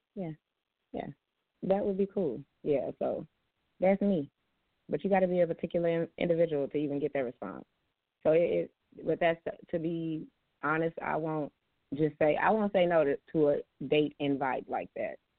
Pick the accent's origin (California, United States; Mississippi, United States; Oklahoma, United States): Oklahoma, United States; Tulsa; my hometown where I'm at now, and where I reside, the town Tulsa, Oklahoma